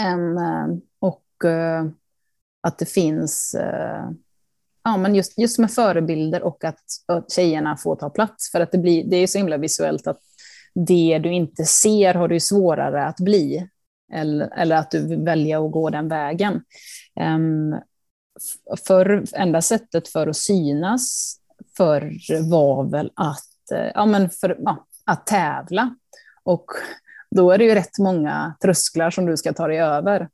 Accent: Karlstad, Värmland, Sweden; hemma i Karlstad var jag den enda tjejen som var och skejtade i hallen

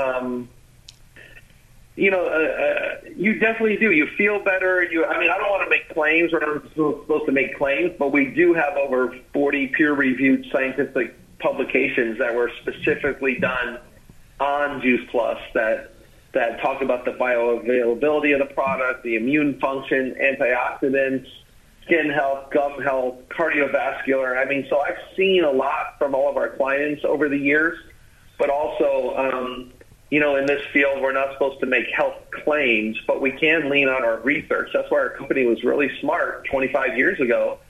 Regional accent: Sunrise, Florida, United States; moved away as an adult; also born or lived in Chicago, Illinois / Coral Springs, Florida / Tallahassee, Florida; now in Jacksonville, United States; when I was 6 months old, the family moved down to South Florida, and I grew up in Sunrise

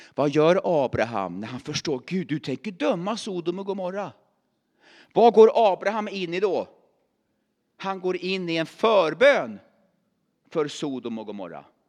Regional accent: Värmland, Sweden; moved away; also born or lived in Åstorp; jag är värmlänning

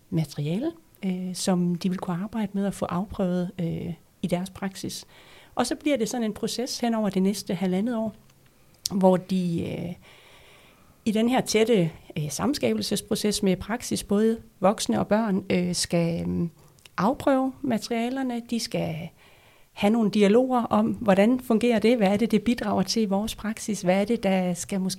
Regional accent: North Denmark Region, Denmark; i Nordjylland, hvor, hvor jeg kommer fra, der vil være øh, to profiler

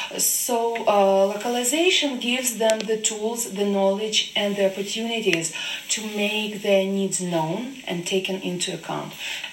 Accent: Ukraine; I come from Ukraine.

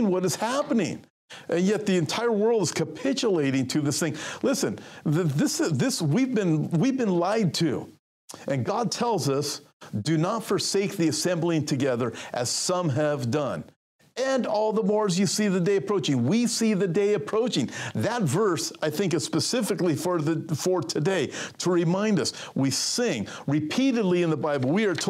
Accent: California, United States; I'm from California. I'm a pastor at a church in California.

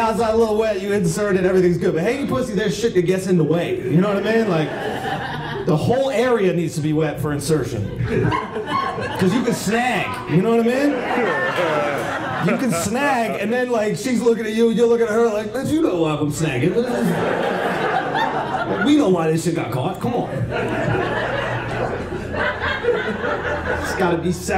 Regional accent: New York, United States; I grew up in New York, so it was like taxis and subways

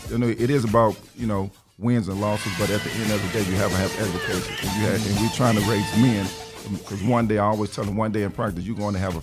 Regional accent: Chicago, Illinois, United States; born or raised there; also born or lived in Knoxville / Virginia

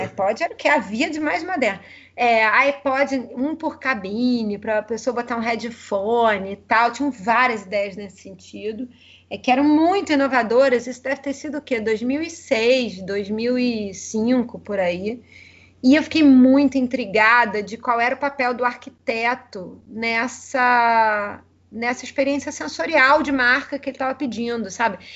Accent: Rio de Janeiro, Brazil; accent: carioca; sou carioca, né? Acho que o sotaque não nega

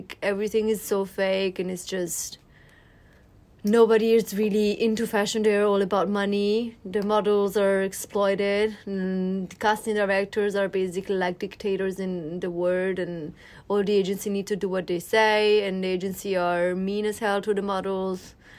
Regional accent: Milan, Lombardy, Italy; Yes, I am.

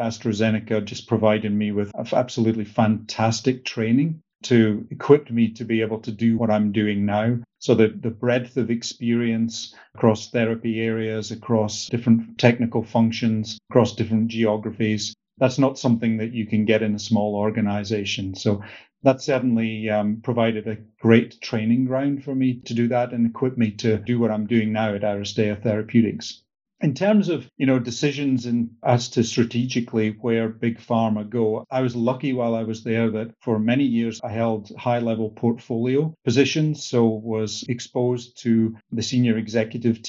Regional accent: north of Scotland, United Kingdom; moved away as an adult; also born or lived in Canada; Grew up in the north of Scotland

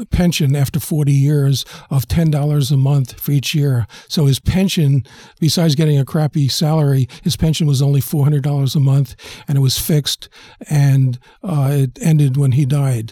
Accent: New York City, New York, United States; I was born in the South Bronx, and as I found out later in life, I lived six blocks away from Colin Powell, and we both lived there in 1953, 4, and 5

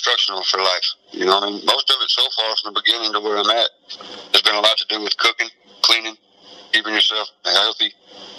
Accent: Texas, United States; also born or lived in Wichita, Kansas / Kentucky / Ohio / Indiana; now in Pennsylvania, United States; I was born and raised in Texas

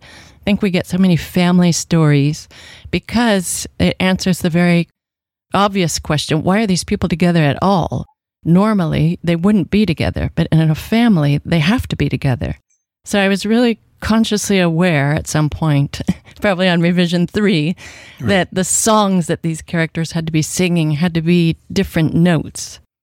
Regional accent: Washington, United States; I grew up in Washington State

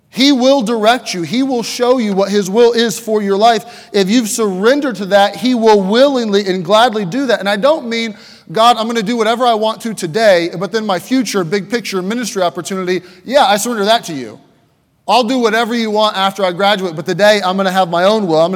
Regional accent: Pennsylvania, United States; Just kind of, okay, I'm kind of from Pennsylvania.

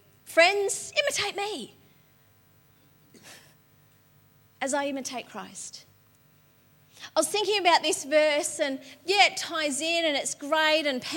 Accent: Patterson Lakes, Victoria, Australia; also born or lived in Dingley; I grew up in Patterson Lakes

